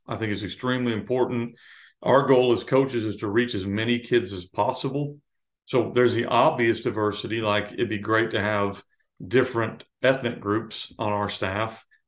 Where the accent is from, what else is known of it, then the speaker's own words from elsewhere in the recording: Florida, United States; now in Arkansas, United States; I grew up in Florida